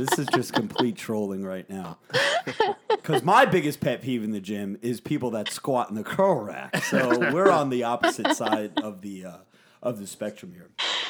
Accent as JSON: {"language": "English", "region": "New Jersey", "country": "United States", "said": "we're from Jersey."}